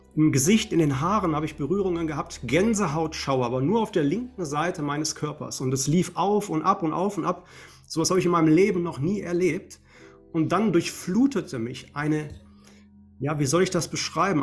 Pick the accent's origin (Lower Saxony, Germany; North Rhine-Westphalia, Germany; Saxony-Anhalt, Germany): North Rhine-Westphalia, Germany; Essen; hier in meiner Heimatstadt in Essen